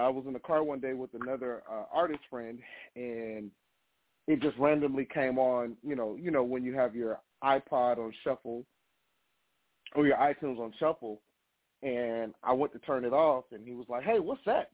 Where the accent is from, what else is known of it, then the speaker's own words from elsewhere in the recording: Miami, Florida, United States; now in Atlanta, United States; born and raised in Miami, Florida